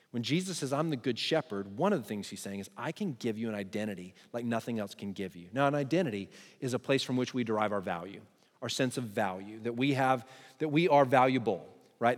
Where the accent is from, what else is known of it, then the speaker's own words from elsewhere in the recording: Texas, United States; I'm Texan